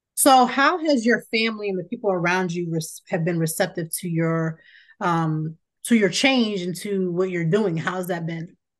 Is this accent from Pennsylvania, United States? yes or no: no; Youngstown, Ohio, United States; I'm from Ohio, born and raised in Youngstown.